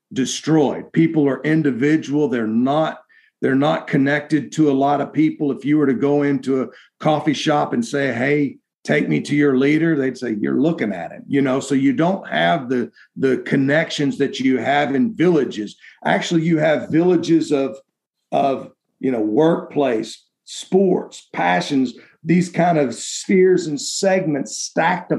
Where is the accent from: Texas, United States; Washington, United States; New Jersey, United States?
Texas, United States; being a Texan